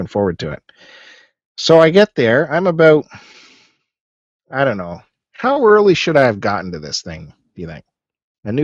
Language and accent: English; Canada; all of us being Canadian